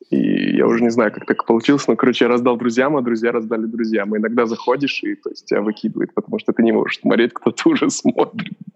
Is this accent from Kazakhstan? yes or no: yes; Kazakhstan; moved away; Я же из Казахстана сам, и у меня много там одноклассников